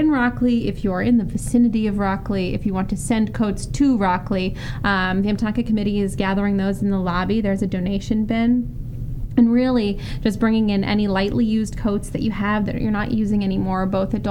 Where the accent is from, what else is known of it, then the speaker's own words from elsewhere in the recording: West Coast, United States; I, I come from the West Coast, and we have winters. They're very mild.